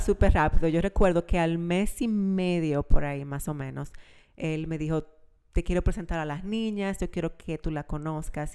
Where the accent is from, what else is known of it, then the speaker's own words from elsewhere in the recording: Santiago de los Caballeros, Santiago, Dominican Republic; moved away; also born or lived in La Vega, Dominican Republic; Nacida en la República Dominicana, en La Vega, pero yo me considero santiaguera porque nos mudamos súper... Eh, cuando yo estaba súper chiquita, a Santiago.